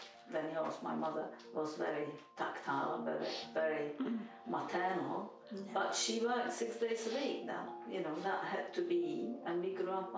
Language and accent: English; Prague, Czechia; now in London, United Kingdom; I was born in 1948 in Prague, Czech Republic.